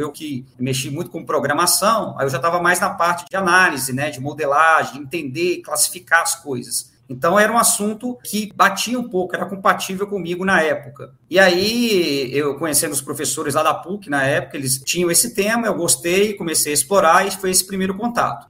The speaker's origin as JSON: {"language": "Portuguese", "town": "Conselheiro Lafaiete", "region": "Minas Gerais", "country": "Brazil", "tie": "born or raised there", "also_born_or_lived": "Belo Horizonte / Espírito Santo / Porto, Portugal", "moved": "as an adult", "lives_now": "Juiz de Fora, Brazil", "said": "eu sou natural de Conselheiro Lafayette"}